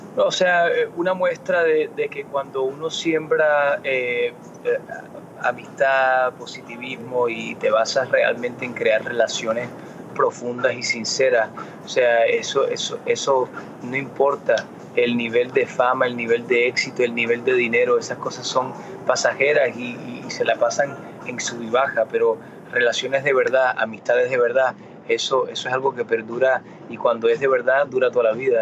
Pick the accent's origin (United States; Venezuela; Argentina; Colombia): United States; Miami, Florida; first language Spanish; Nací y me crié en Miami